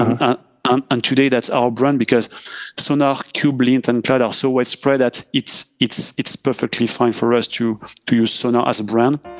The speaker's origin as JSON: {"language": "English", "country": "France", "accent": "French", "second_language": "English", "said": "I'm French, as uh, we can hear with my accent"}